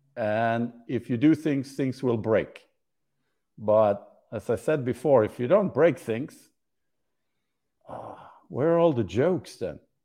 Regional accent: Sweden; moved away; I'm from Sweden

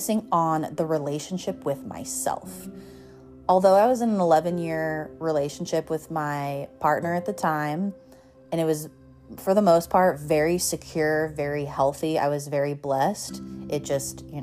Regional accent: Colorado, United States; moved away as an adult; now in Southern California, United States; moving from growing up in Colorado to moving to Southern California

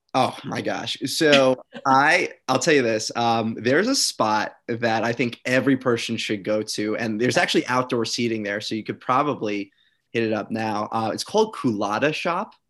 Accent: New York, United States; I'm from New York

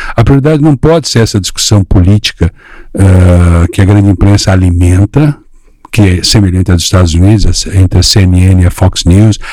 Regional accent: Blumenau region, Santa Catarina, Brazil; also born or lived in Florianópolis / São Paulo; Eu, eu sou de Santa Catarina, de, de, uma região assim de colônia, né? E muito bem sucedida, região muito bem sucedida, região de Blumenau.

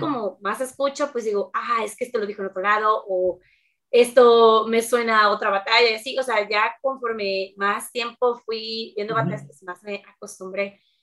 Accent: Veracruz, Mexico; tengo 24 años, soy de Veracruz

